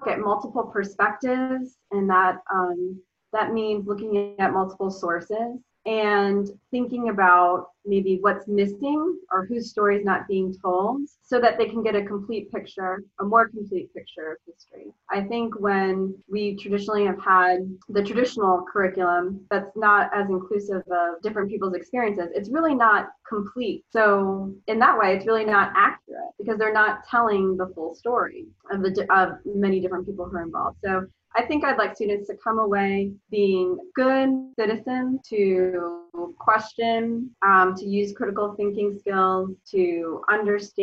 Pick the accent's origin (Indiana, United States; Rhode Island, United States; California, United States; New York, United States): Rhode Island, United States; I grew up in Rhode Island